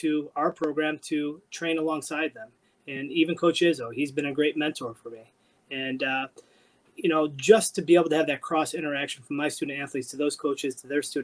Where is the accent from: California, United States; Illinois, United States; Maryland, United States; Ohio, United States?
Ohio, United States; Cleveland; moved away as an adult; also born or lived in Bloomington, Indiana; now in Michigan, United States; I'm originally from Cleveland, Ohio, and I went down to Bloomington, Indiana